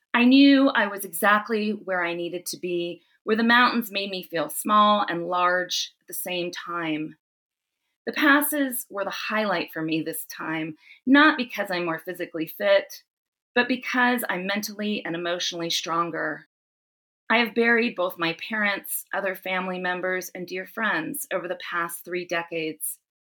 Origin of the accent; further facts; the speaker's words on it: Southern California, United States; now in South Lake Tahoe, United States; I grew up in Southern California